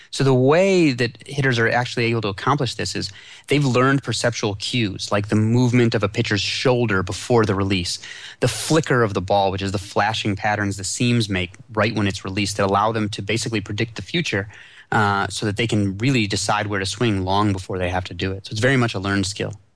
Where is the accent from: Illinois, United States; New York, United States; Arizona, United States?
Illinois, United States; Chicago; I grew up in Chicago